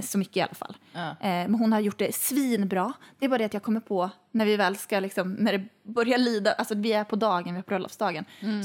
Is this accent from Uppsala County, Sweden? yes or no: no; Boden, Norrbotten County, Sweden; moved away; i Boden, där jag kommer ifrån